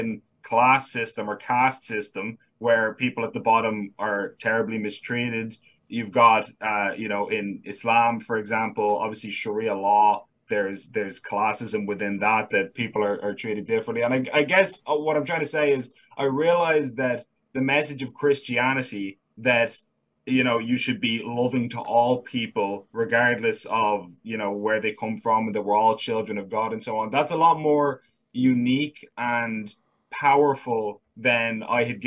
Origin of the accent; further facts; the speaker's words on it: Dublin, Leinster, Ireland; I was born in Ireland, born and raised in Dublin